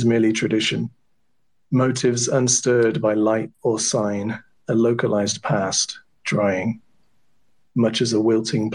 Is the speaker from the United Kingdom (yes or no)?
yes; England, United Kingdom; accent: English; My English accent is a little bit different than Justin's.